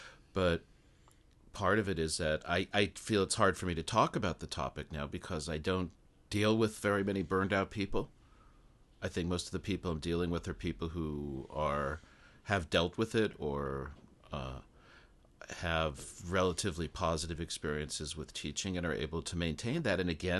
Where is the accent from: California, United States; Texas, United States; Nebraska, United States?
California, United States; Los Angeles; now in Japan; I'm from Los Angeles, so I think to go 5 miles on the freeway now takes like an hour.